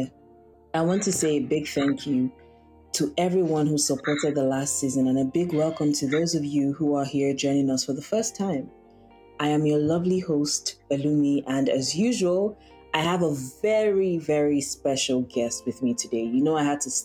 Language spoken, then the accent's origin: English; Nigeria; us Nigerians